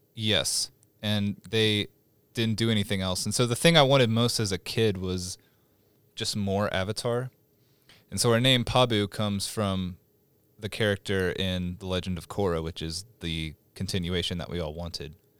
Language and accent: English; Stillwater, Oklahoma, United States; born or raised there; moved away as an adult; now in Oklahoma City, United States